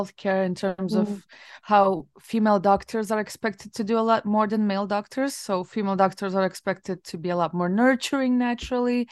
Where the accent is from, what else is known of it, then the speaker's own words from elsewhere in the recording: Latvia; moved away; I worked in several places back in Latvia